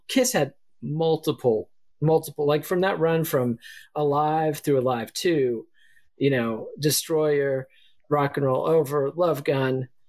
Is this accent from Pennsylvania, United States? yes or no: no; Texas, United States; you know, I'm from Texas. We don't know how to pronounce anything.